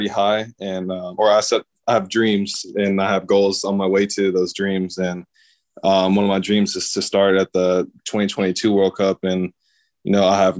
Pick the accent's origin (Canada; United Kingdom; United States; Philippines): United States; moved away; growing up in the States